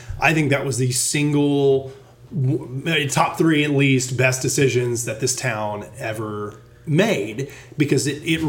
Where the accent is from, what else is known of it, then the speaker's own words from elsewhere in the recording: College Station, Texas, United States; moved away as an adult; also born or lived in Washington, D.C.; now in Southlake, United States; growing up in College Station, God's country, heaven on earth, as some call it. It's a wonderful place.